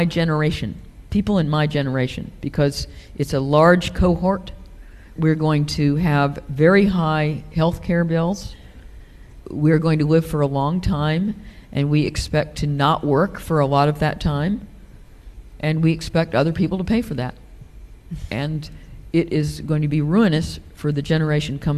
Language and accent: English; United States; moved away as an adult; now in United Kingdom; I have been ambivalently American for most of my life. Although it's something that I was born as